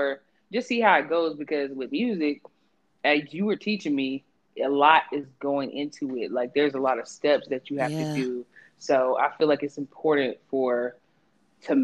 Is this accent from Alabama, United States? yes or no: no; Georgia, United States; I'm from Georgia. I'm from Georgia. Born and raised